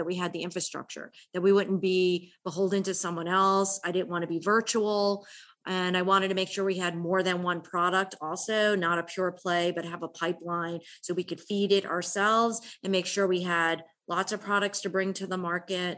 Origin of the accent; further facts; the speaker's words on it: United States; moved away as an adult; now in Atlanta, United States; I'm originally from the New York, New Jersey area. I came to Atlanta in 1995